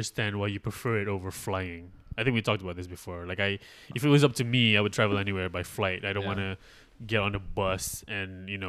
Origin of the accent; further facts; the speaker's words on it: Malaysia; I am from Malaysia.